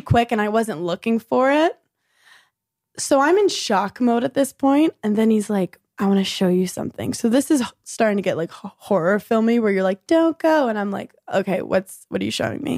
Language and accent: English; New York City, New York, United States; born in Brooklyn, New York